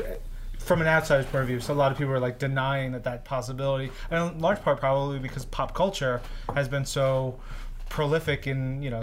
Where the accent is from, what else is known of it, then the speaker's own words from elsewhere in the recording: New York, United States; I grew up in around New York